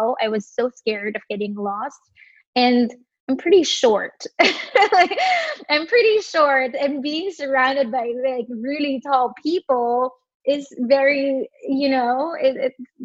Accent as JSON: {"language": "English", "country": "Philippines", "tie": "born or raised there", "moved": "as an adult", "lives_now": "New York City, United States", "said": "I was born and raised in the Philippines and migrated here 10 years ago, almost 10 years ago"}